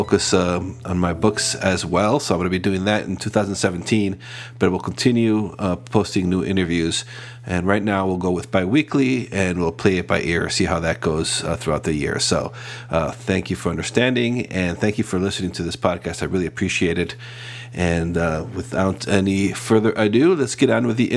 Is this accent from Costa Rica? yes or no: yes; Costa Rica; I was born and raised in Costa Rica.